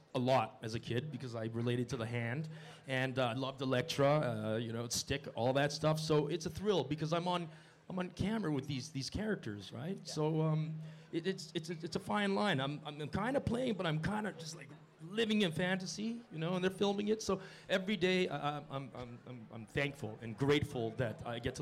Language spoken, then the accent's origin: English; Montreal, Quebec, Canada; moved away; I was freezing in Montreal growing up